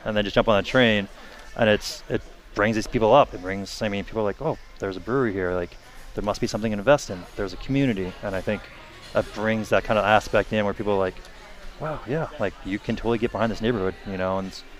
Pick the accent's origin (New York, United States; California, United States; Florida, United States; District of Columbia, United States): New York, United States; Poughkeepsie; now in Portland, United States; So I'm going to use where I'm from in New York, like Beacon, New York. You know, Beacon, I'm from Poughkeepsie.